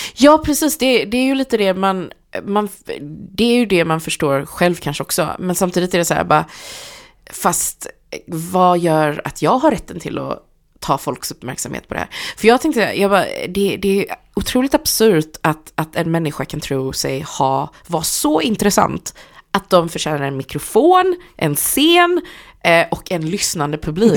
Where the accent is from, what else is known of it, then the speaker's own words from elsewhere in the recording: Gothenburg, Västra Götaland, Sweden; jag är från Hammarkullen